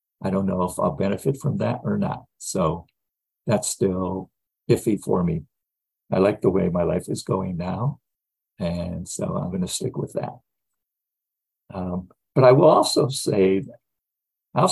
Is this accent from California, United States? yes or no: no; Gary, Indiana, United States; I grew up in the Midwest. I was born in 1949 in Gary, Indiana